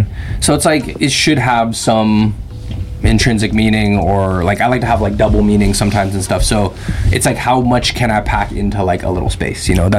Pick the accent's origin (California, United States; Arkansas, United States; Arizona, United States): California, United States; San Francisco; growing up in Chinatown